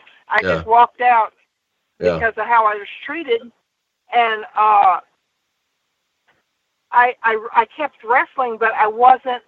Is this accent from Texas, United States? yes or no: no; Benton, Louisiana, United States; also born or lived in Bossier City, Louisiana; And at Bossier City in Benton, Louisiana.